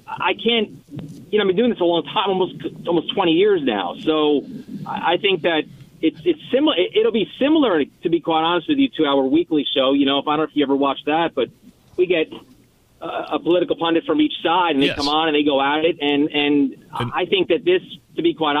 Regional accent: New York City, New York, United States; now in Indianapolis, United States; I grew up. I'm a New Yorker

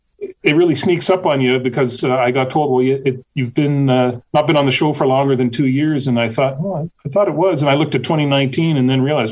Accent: Canada; moved away as an adult; also born or lived in Washington, D.C. / Brussels; now in United States; I am a local import. I'm originally from Canada.

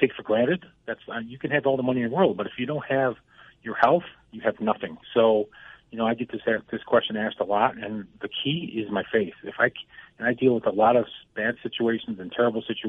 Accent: Buffalo, New York, United States; moved away as an adult; now in Colorado, United States; I'm from Buffalo, New York

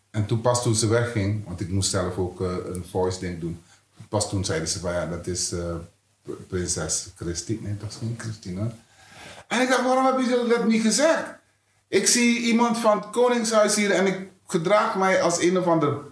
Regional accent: Netherlands; Of ik, ben, ik ben ook Nederlander.

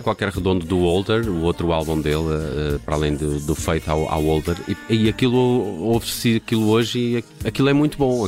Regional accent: Porto, Norte, Portugal; minha infância e juventude no, no Porto

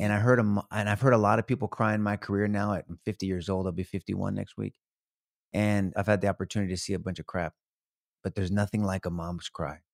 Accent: San Antonio, Texas, United States; San Antonio, all my life, homegrown

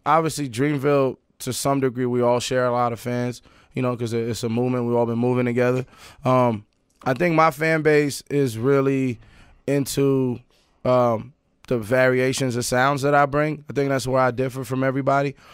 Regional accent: New York City, New York, United States; also born or lived in Paris, France / Sudan (ancestry); I was born in Paris. My family's from Sudan, East Africa. Um, but, uh, I was born in Paris. I di-, I didn't move to Queens till I was eight

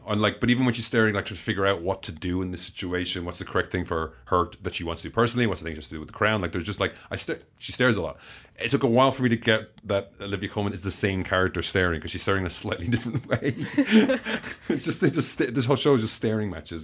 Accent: Ireland; I'm not English, I'm Irish.

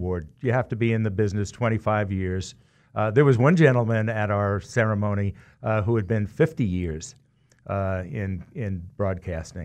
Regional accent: New York, United States; now in Wichita, United States; growing up in New York, where you have two teams at a minimum in every sport

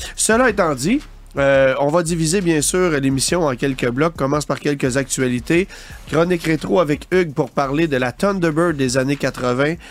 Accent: Canada; chez nous au Canada

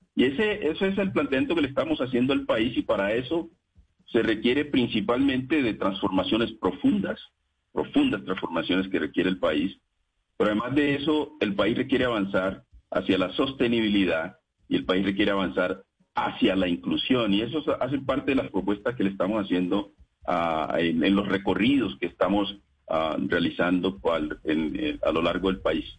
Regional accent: Colombia; los que provenimos de la Colombia y de la Colombia olvidada, tanto en el campo como en la ciudad

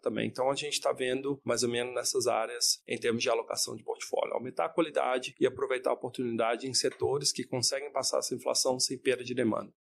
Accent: Brazil; moved away; poder vir ao Brasil sendo brasileiro

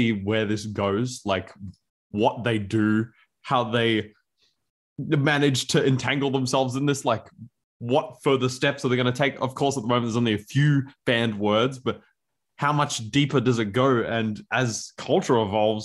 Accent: Australia; as an Australian, we often have a language that evolves rather rapidly

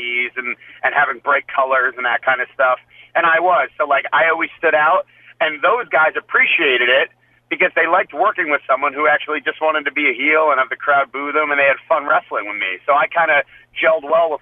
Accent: New Jersey, United States; I'm from Jersey

